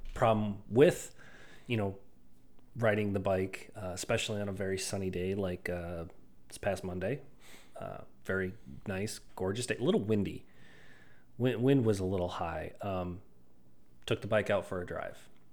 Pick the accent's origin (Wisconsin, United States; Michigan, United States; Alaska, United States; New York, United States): Wisconsin, United States; Stoughton; I grew up in Stoughton